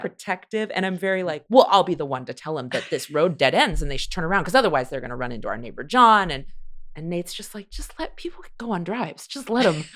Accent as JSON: {"language": "English", "region": "California", "country": "United States", "tie": "born or raised there", "also_born_or_lived": "Chicago", "moved": "as an adult", "lives_now": "Los Angeles, United States", "said": "I grew up in California, and then I lived in Chicago"}